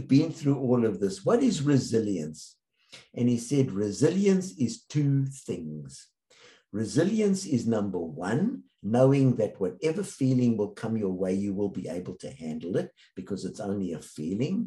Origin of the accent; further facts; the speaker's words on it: South Africa; I grew up in South Africa